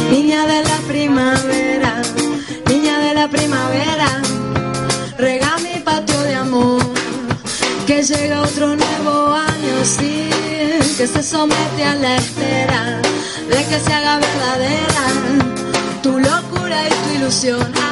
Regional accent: Montevideo, Uruguay; soy de Montevideo, Uruguay.

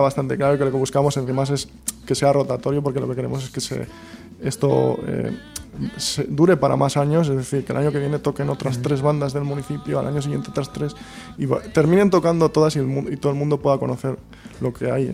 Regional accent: Santurce, Basque Country, Spain; somos de Santurce

